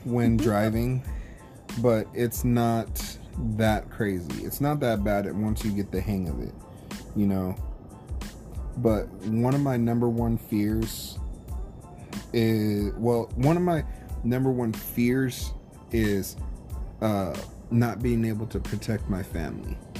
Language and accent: English; California, United States; also born or lived in Oklahoma; I was born in Oklahoma, raised in California, so I'm a California uh, guy